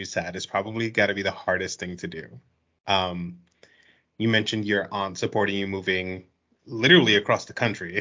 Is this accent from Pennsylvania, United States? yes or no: no; New York City, New York, United States; I was born and raised in New York City